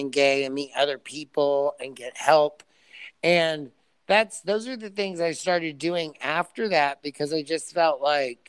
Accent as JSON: {"language": "English", "town": "Franklin", "region": "Indiana", "country": "United States", "tie": "born or raised there"}